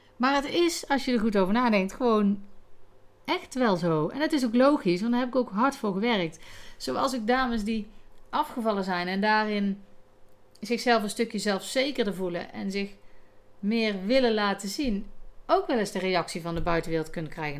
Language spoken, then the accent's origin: Dutch; North Brabant, Netherlands; accent: Brabantse tongval; mijn Brabantse tongval